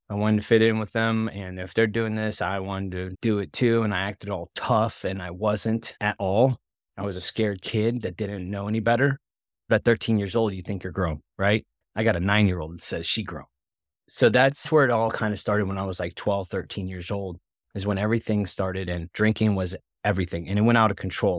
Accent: West Palm Beach, Florida, United States; we grew up though in West Palm Beach, Florida

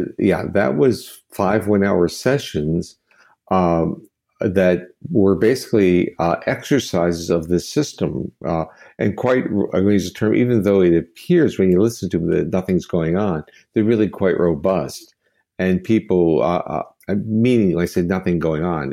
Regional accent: United States; as an American

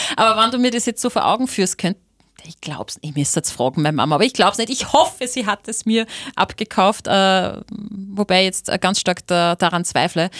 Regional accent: Linz, Upper Austria, Austria; Ich bin in Linz aufgewachsen

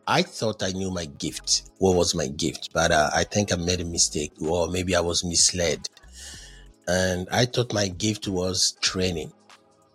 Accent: Côte d’Ivoire; accent: Frenchy; English is a second language; moved away as an adult; also born or lived in Ghana; I'm originally from Ivory Coast where we speak French. So you understand why my English is so Frenchy.

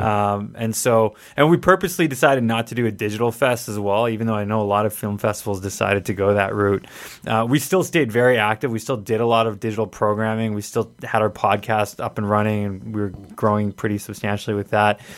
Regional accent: Edmonton, Alberta, Canada; I grew up here in Edmonton

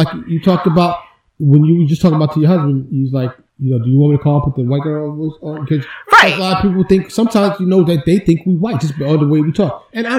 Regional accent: New York City, New York, United States; moved away as an adult; now in Texas, United States; from the city, for us, when I grew up

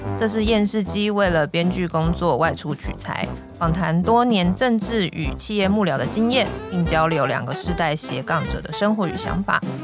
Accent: Xindian, New Taipei, Taiwan; 因为我小时候在新店长大

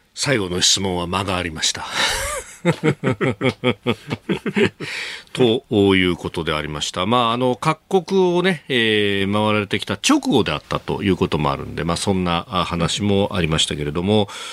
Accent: Yokosuka, Kanagawa, Japan; 私横須賀出身

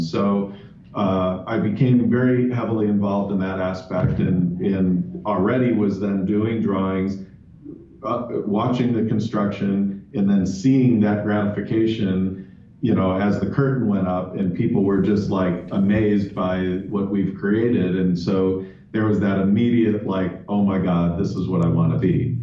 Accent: Chicago, Illinois, United States; moved away as an adult; also born or lived in Rome / London; now in Phoenix, United States; I was born and raised in Chicago

